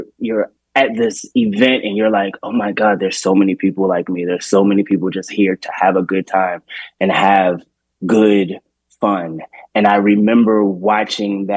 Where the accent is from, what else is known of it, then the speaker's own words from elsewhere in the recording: Baltimore, Maryland, United States; moved away; also born or lived in Washington, D.C.; I grew up in Baltimore